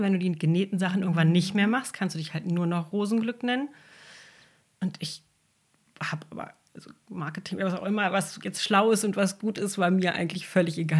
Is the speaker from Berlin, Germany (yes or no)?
yes; Berlin, Germany; moved away as an adult; also born or lived in Brandenburg / Sylt; now in Hörnum, Germany; ich bin gebürtige Berlinerin